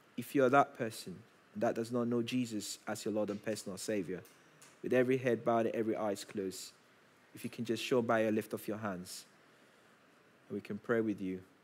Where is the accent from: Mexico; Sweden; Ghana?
Ghana; moved away; I grew up in Ghana